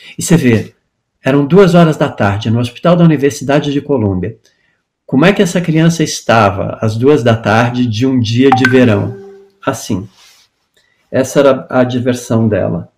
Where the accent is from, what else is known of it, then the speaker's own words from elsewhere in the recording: Brazil; moved away as an adult; also born or lived in United States; quando eu saí do Brasil em 83 para estudar teatro musical